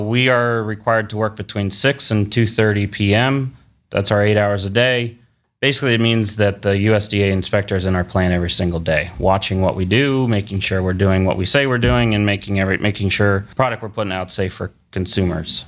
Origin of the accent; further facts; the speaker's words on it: Columbus, Ohio, United States; also born or lived in Cleveland, Ohio; We were raised here in Columbus